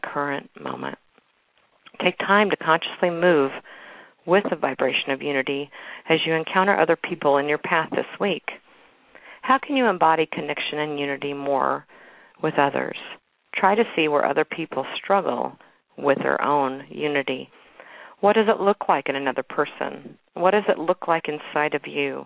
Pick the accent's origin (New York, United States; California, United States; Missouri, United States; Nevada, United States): Missouri, United States; Kansas City; my hometown, Kansas City, Missouri